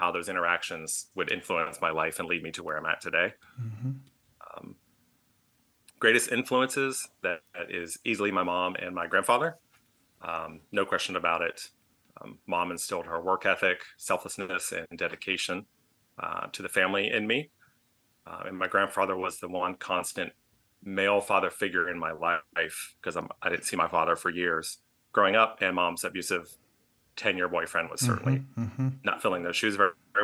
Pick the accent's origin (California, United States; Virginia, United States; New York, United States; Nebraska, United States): Virginia, United States; suburbs of Richmond; We moved to the suburbs of Richmond, Virginia.